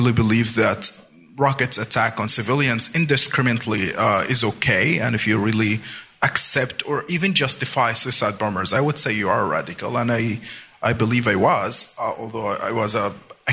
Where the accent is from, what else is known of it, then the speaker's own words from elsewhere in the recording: Gaza Strip, Palestine; English is a second language; moved away as an adult; now in Washington, United States; was born and raised in the Gaza Strip to a family that are considered refugee.